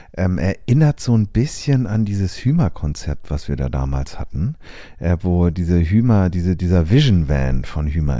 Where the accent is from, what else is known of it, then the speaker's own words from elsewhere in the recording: Germany; bei uns in Deutschland